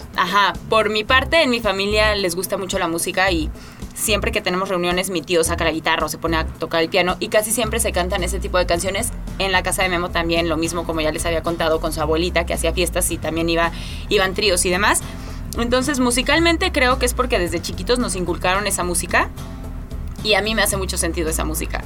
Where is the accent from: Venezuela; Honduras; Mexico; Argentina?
Mexico; me siento muy mexicana